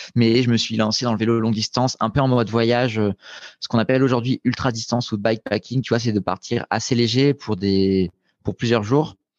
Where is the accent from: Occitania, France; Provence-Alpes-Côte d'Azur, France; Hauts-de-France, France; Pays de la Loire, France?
Provence-Alpes-Côte d'Azur, France; Nice; moved away as an adult; also born or lived in Grenoble; j'avais déménagé de Nice où j'ai grandi pour débarquer à Grenoble pour faire mes études